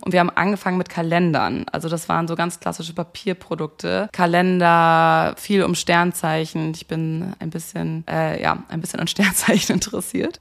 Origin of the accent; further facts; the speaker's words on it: Hamburg, Germany; moved away as an adult; also born or lived in Munich; Ich komme eigentlich aus Hamburg, habe dann aber in München Kommunikationswissenschaft und Amerikanistik studiert